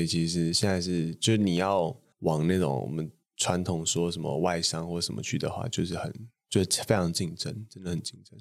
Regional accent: Taipei, Taiwan; 我家是出生那种就是一般的台北市那种小康家庭，就我从小就在东湖

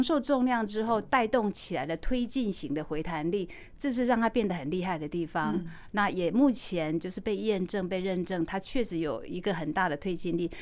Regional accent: Taichung, Taiwan; 因为一路我在台中长大

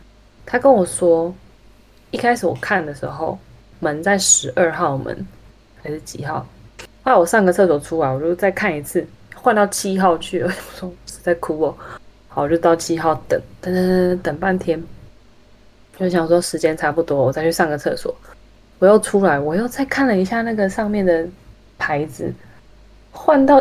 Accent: United States; accent: American; 我就很每次在教会人家叫我念什么东西分享的时候，我就会觉得很烦，因为我自己听得出来，就这是个美国腔

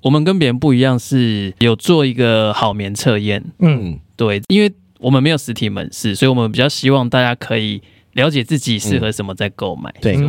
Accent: Taipei, Taiwan; also born or lived in Hsinchu; 我是台北人。

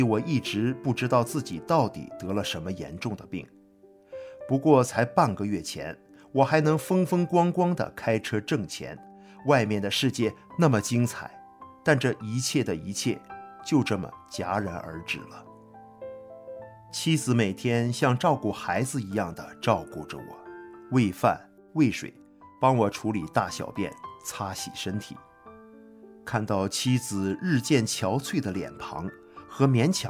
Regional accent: Hebei, China; 我喝着从河北老家寄来的中药和买来的止疼药

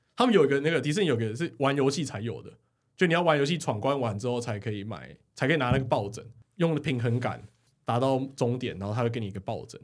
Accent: Taiwan; 我是台湾人

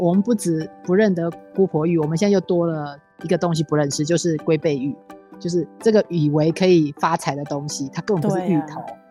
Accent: northern Taiwan, Taiwan; 我们北部另外一堆都是菱角

